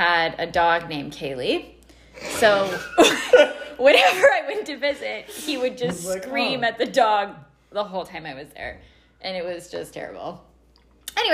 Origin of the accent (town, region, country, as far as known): Crescent Valley, British Columbia, Canada; born or raised there